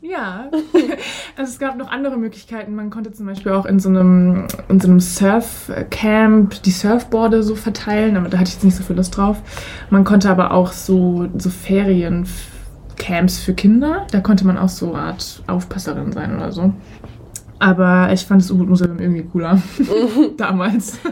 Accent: Ludwigshafen, Rhineland-Palatinate, Germany; ich bin damals in Ludwigshafen am Rhein zur Schule gegangen

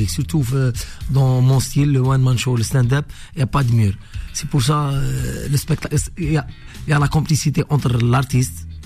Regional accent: Algeria; Là-bas chez nous, c'est, chez nous en Algérie et chez vous ici

